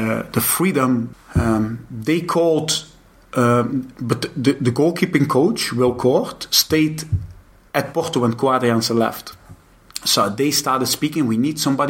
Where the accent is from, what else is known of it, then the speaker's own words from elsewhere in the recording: Netherlands; moved away as an adult; I come from Holland